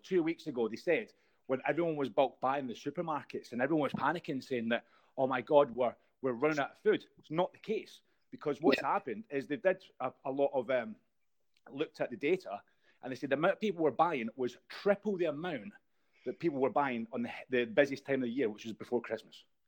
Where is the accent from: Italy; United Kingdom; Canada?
United Kingdom; Scotland; I'm Scottish